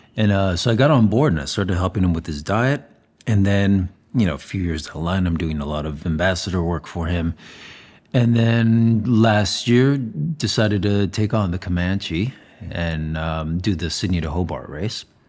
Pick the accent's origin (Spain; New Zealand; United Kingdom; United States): Spain; Zaragoza, Aragon; moved away; I was born in Saragossa, Spain